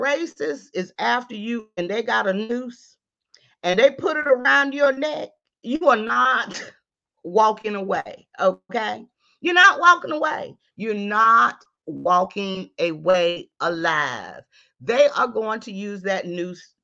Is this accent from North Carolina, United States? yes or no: yes; North Carolina, United States; I'm from the South, North Carolina.